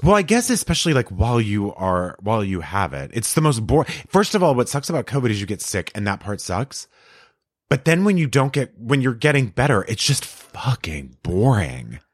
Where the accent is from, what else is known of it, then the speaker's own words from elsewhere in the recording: El Paso, Texas, United States; grew up in El Paso